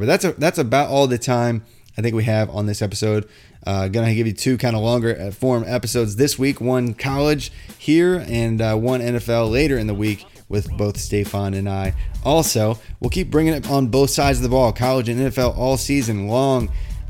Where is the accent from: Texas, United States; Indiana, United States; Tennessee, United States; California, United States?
Indiana, United States; I'm from Indiana originally.